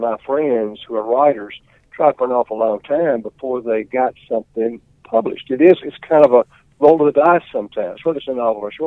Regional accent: Mississippi, United States; also born or lived in Oklahoma City, Oklahoma; I was born here in Mississippi in Ottawa County, a little town called Salis on Highway 12, out in Ottawa County. And I attended Kosciuszko High School and Mississippi State.

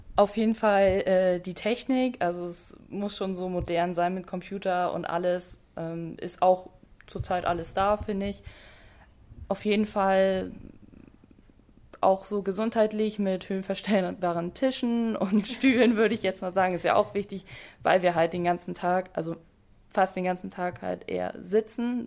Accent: Lehe, Schleswig-Holstein, Germany; ich komme äh, aus Lehe, und deswegen war mir eigentlich auch klar, dass ich dann beim Kreis Dithmarschen arbeite, weil ich einfach aus Dithmarschen komme

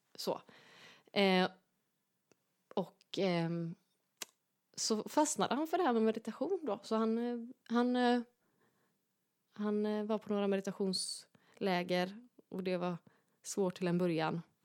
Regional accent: Gothenburg, Västra Götaland, Sweden; där jag växte upp helt enkelt i, i Göteborg

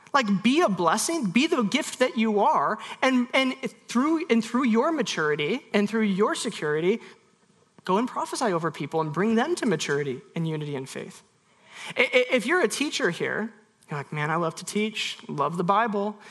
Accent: United States; we have got many traditions as American evangelicals

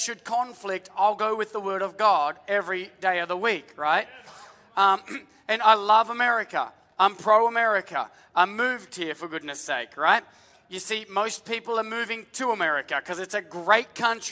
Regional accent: Australia; now in United States; as an Australian

